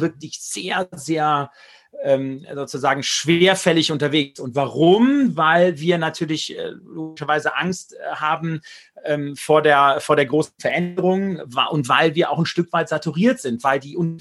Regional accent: Germany; als Deutscher, als Europäer

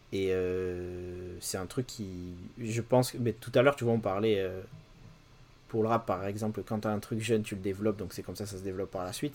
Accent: Bordeaux, Nouvelle-Aquitaine, France; il y avait un grand Virgin dans ma ville. Je suis de Bordeaux

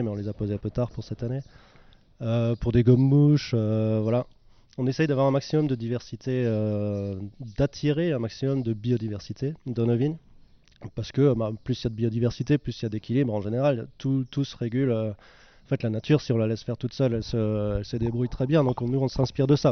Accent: Ammerschwihr, Grand Est, France; Je suis aussi né à Merchuire, j'ai grandi à Merchuire

